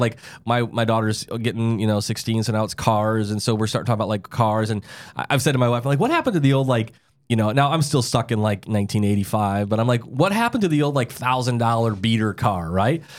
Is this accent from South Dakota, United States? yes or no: yes; South Dakota, United States; I'm from South Dakota. You can drive when you're fourteen